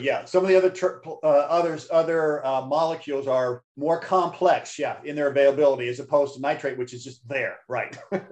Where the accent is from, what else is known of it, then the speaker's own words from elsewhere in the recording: Missouri, United States; when I was a kid growing up in Missouri